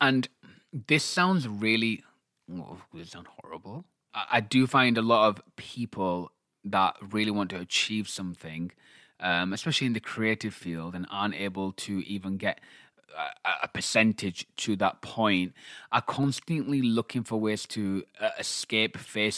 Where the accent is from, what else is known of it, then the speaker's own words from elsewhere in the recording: Pakistan; I'm Pakistani.